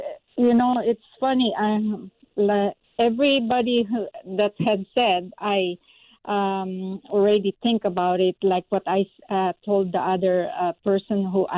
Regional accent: Philippines; moved away; support my church in the Philippines, the school, Shekinah Grace School in the Philippines, that needs to survive right now. I'm working so hard to support our school there, the first Christian church in my hometown.

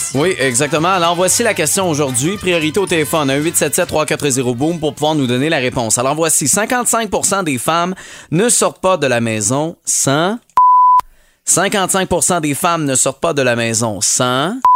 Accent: Montérégie, Quebec, Canada; chez nous en Montérégie

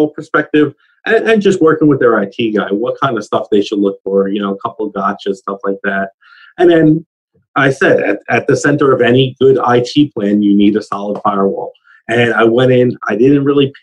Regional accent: United States; as an American

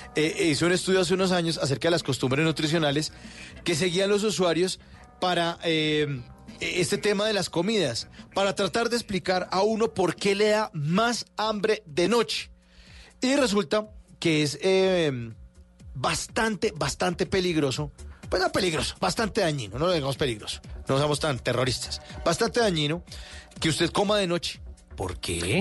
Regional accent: Bogotá, Colombia; aquí somos los rolos, los que andamos con saco

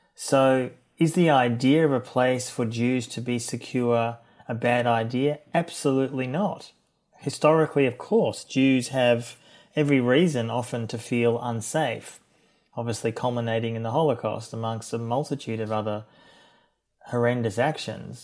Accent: Melbourne, Victoria, Australia; I'm from Melbourne originally and grew up in Melbourne in a liberal Jewish home

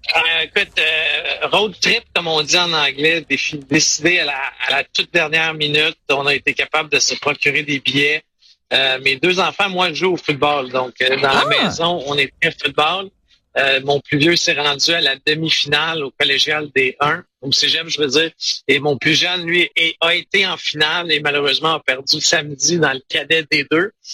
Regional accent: Quebec, Canada; je suis du Québec

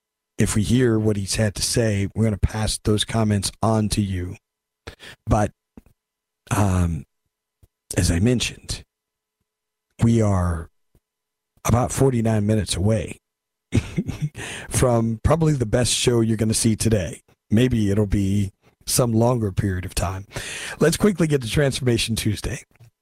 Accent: California, United States; I'm from California.

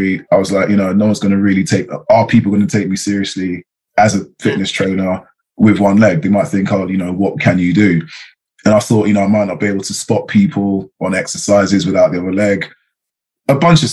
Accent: London, United Kingdom; I'm from England. I'm from London

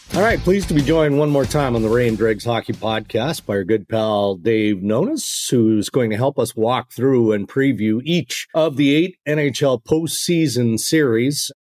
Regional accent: Canada; as a Canadian

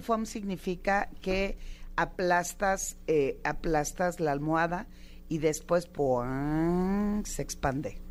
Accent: Sinaloa, Mexico; como buena sinaloense

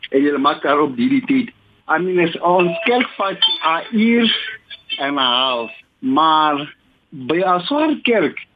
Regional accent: South Africa; Ons is Suid-Afrikaners

